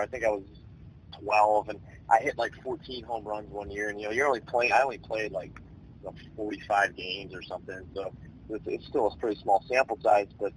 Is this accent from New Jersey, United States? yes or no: no; Chicago, Illinois, United States; I'm from Chicago now